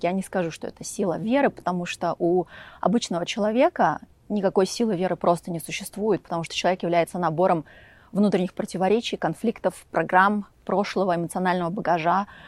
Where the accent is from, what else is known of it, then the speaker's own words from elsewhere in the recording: Volgograd, Volgograd Oblast, Russia; moved away as an adult; also born or lived in Upstate New York, United States; now in Montecito, United States; впервые я жила в Волгограде, я из Волгограда